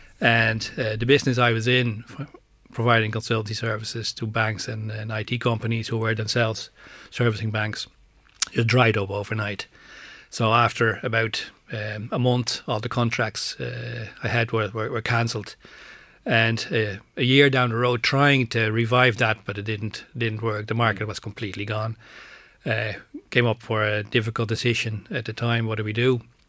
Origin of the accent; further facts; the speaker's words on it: Amsterdam, North Holland, Netherlands; moved away as an adult; now in Ireland; born and raised in Amsterdam and worked in banking since the early 80s. Came to Ireland in 94